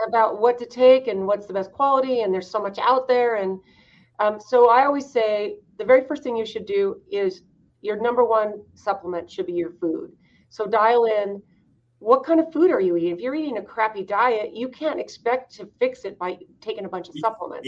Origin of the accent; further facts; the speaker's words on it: Idaho, United States; I grew up in Idaho, um, second oldest of 14 kids